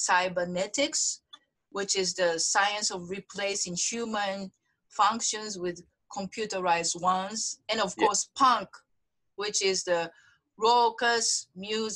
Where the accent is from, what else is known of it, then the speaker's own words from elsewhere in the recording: Osaka, Japan; I'm from Osaka. Osaka dialect is very close to Spanish